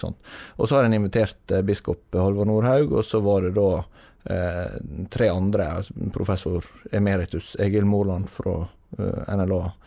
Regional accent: Herøy, Møre og Romsdal, Norway; det er kommunesenter i Herøy kommune på Sunnmøre, der jeg kommer fra.

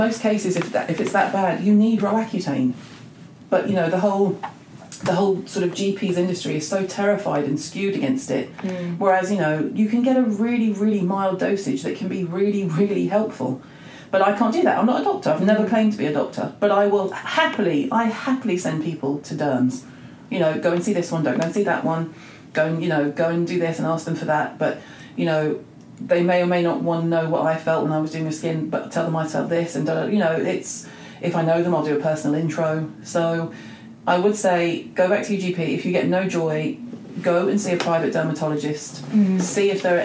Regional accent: England, United Kingdom; we're very English

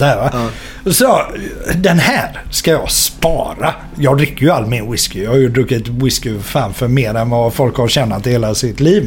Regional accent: Gothenburg, Västra Götaland, Sweden; also born or lived in Partille; Jag är ju uppväxt mitt inne i stan. Jag är ju uppväxt på Avenyn och Andra Långgatan

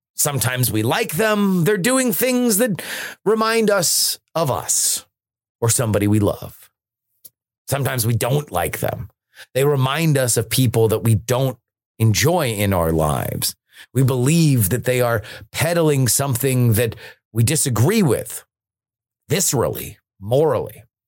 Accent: United States; as an American

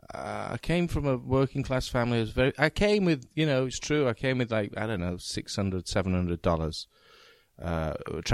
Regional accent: Leeds, Yorkshire and the Humber, United Kingdom; moved away as an adult; also born or lived in New York; I'm from Leeds

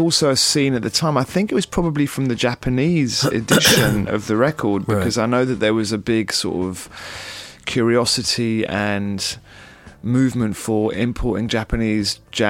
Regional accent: London, United Kingdom; Because I was a kid growing up in London

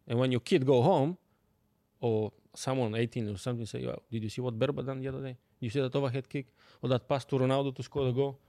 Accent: Bulgaria; English is a second language; moved away as an adult; now in London, United Kingdom; I'm coming from Bulgaria. Like, yeah. small country

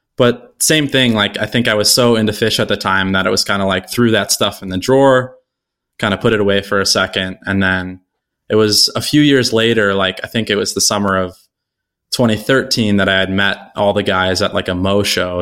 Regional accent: Buffalo, New York, United States; I was born and raised here in Buffalo

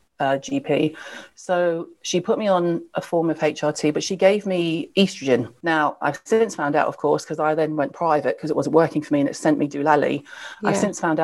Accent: the South, United States; I was raised in the South in America

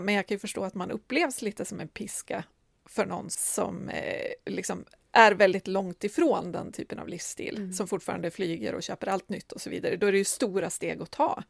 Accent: Medelpad, southern Norrland, Västernorrland County, Sweden; now in Stockholm, Sweden; jag kom från södra Norrland, liksom medelpad och hade exakt noll kontakter i Stockholm när jag flyttade hit.

